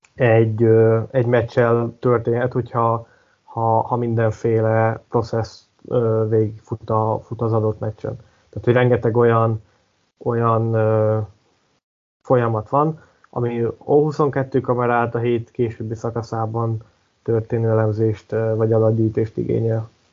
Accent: Hungary; többen vagyunk magyarok, mint, mint britek

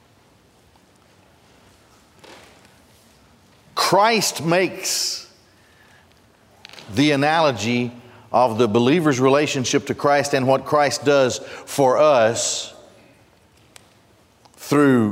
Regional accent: Gadsden, Alabama, United States; When I grew up in Gadsden, not far from my house was the Marita Bakery

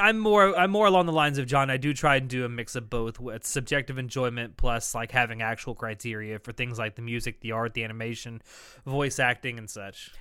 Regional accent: the South, United States; I am from the South

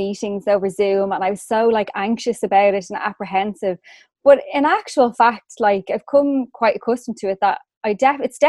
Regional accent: Swords, Leinster, Ireland; also born or lived in Rush, County Dublin; I was born in Dublin. So I'm from Swords County, Dublin.

